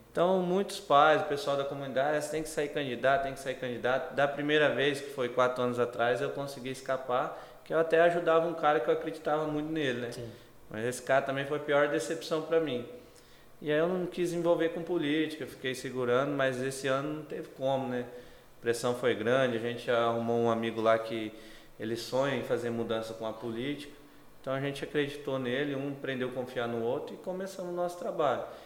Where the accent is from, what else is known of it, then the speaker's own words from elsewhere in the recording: Brazil; eu sou brasileiro